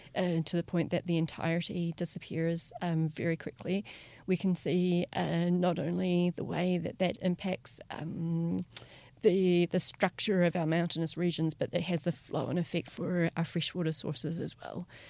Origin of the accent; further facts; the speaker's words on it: New Zealand; growing up in Te Ao Māori